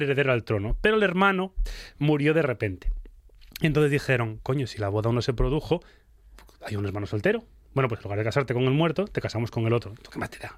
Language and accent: Spanish; Spain; fuimos los españoles